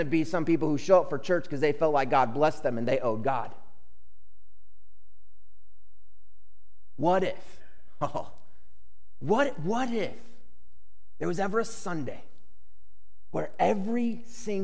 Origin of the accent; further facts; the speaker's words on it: Chicago, Illinois, United States; I grew up in Chicago where there are two baseball teams, Cubs and White Sox.